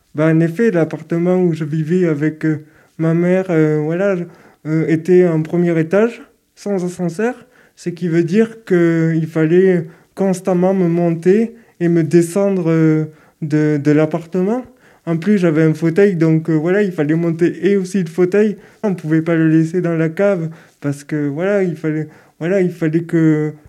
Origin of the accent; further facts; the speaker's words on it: Toulouse, Occitania, France; je suis de Toulouse, je suis né à Toulouse